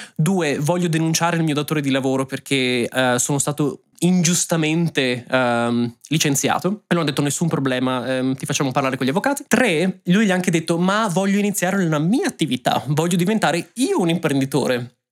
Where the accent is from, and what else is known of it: Italy; moved away as an adult; also born or lived in Ireland; now in Germany